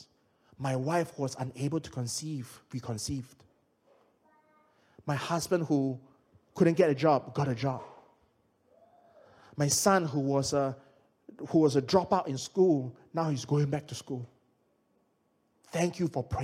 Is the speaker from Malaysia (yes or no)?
yes; Malaysia; now in United Kingdom; I'm from Malaysia